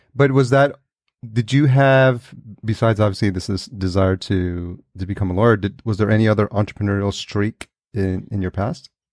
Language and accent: English; New York, United States; also born or lived in El Salvador; I was born in El Salvador and I was raised in, in New York